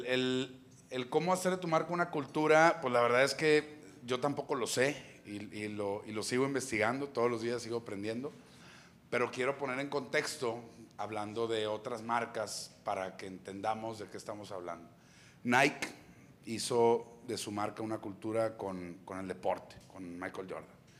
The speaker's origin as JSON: {"language": "Spanish", "town": "Monterrey", "region": "Nuevo León", "country": "Mexico", "tie": "born or raised there", "also_born_or_lived": "Apodaca, Nuevo León / San Pedro Garza García, Nuevo León", "said": "yo crecí allá en Apodaca luego nos venimos aquí a country, y toda mi adolescencia fue en country"}